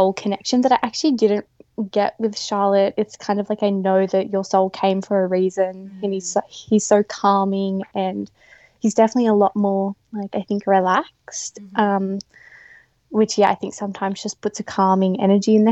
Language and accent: English; Nambucca area, New South Wales, Australia; also born or lived in Blue Mountains; we're both from the Yeronga area, which is right near Nambucca, and we moved back to be close to our families